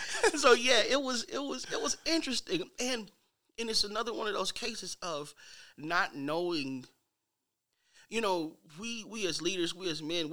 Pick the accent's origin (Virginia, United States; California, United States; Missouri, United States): Missouri, United States; St. Louis; I'm from St. Louis.